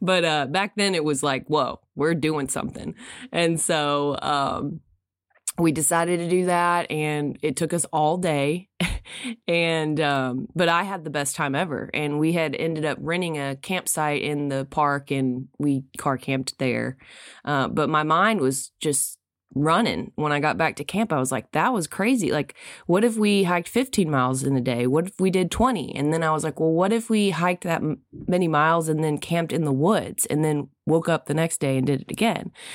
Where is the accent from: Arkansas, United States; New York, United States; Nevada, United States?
Arkansas, United States; I was from Arkansas